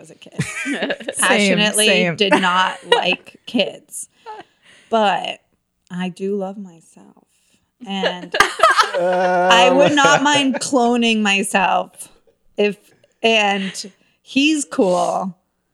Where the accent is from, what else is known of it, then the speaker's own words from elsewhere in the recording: Tampa, Florida, United States; now in Los Angeles, United States; I'm from originally, it's embarrassing, from Florida